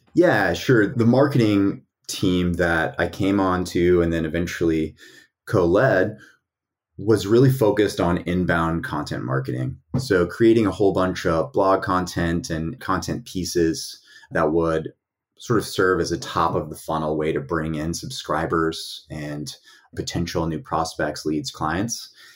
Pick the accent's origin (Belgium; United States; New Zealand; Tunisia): United States; East Tennessee; I was raised in a conservative family in East Tennessee